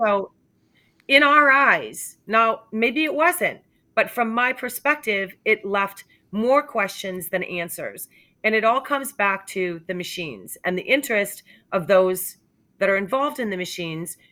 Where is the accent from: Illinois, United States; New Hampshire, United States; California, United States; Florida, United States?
New Hampshire, United States; I'm from New Hampshire